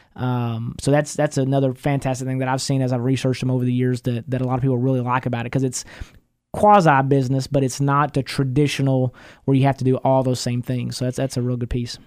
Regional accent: East Texas, United States; I'm from East Texas, you know, never been to college

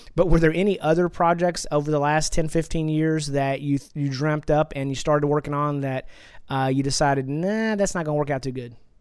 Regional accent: Texas, United States; I'm from Texas, and I've, I was born and raised in Texas, and I've been here my whole life

